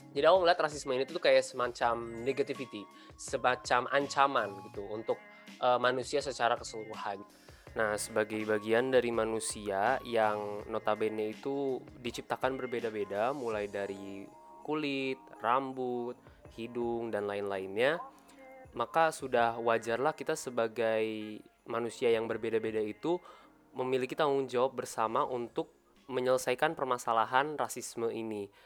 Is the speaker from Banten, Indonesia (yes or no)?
no; Jakarta, Indonesia; aku dari Jakarta dan aku dari HI 2020.